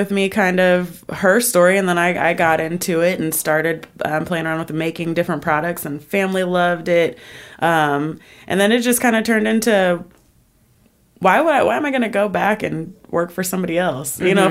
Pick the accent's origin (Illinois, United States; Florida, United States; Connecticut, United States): Illinois, United States; Chicago; Originally, I'm from Chicago, but I've been in Georgia forever. I lived in Vegas for a couple years and came back to Georgia.